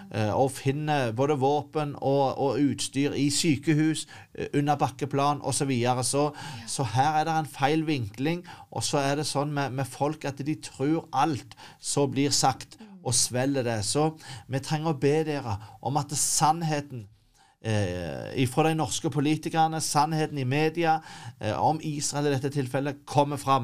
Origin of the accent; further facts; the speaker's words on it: Norway; som nordmann